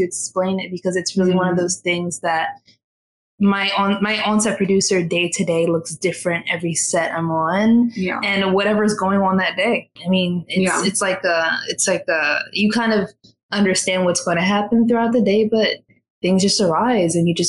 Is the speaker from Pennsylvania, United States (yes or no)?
yes; Philadelphia, Pennsylvania, United States; moved away as an adult; now in New York, United States; I was born and raised in West Philadelphia.